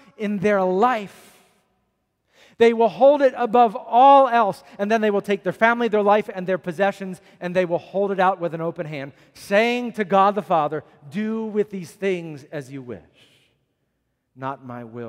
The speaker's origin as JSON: {"language": "English", "country": "United States", "said": "as American Christians"}